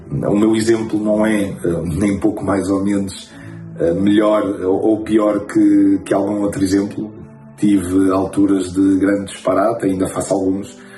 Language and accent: Portuguese; Angola; now in Portugal; e eu que não, não nasci em Portugal, vim de Angola, é que Portugal são as pessoas.